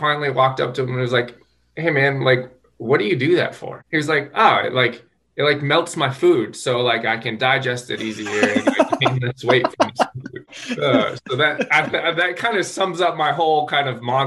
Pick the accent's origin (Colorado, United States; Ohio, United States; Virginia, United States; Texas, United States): Colorado, United States; Colorado Springs; born and raised in Colorado Springs, Colorado.